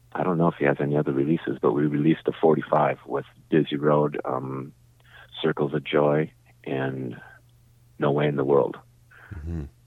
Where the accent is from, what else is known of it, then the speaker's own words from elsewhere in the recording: St. Louis Park, Minnesota, United States; also born or lived in St. Paul; We're all from St. Louis Park, which is just west of Minneapolis